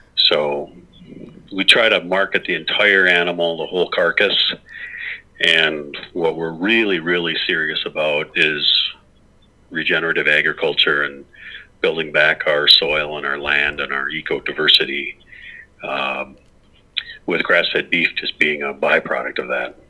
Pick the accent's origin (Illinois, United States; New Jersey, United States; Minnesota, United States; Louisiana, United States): Minnesota, United States; Clearwater; the farm that I grew up on by in Clearwater, Minnesota